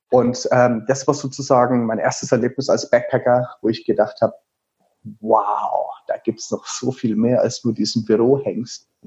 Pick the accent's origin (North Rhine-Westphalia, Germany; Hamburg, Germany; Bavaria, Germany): Bavaria, Germany; Würzburg; Ich bin tatsächlich, man hört es an meinem Akzent, also ich sage immer, es ist kein Akzent, es ist ein Special-Effekt. Ich komme aus dem wunderschönen Würzburg, also Würzburg, das liegt in Unterfranken.